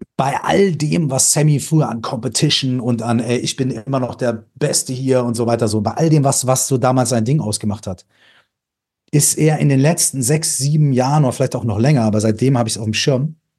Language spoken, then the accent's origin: German; Minden, North Rhine-Westphalia, Germany; bei uns zu Hause in Minden.